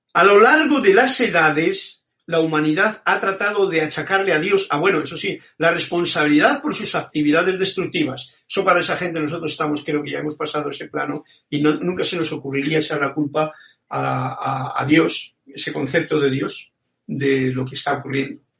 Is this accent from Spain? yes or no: yes; Spain; born or raised there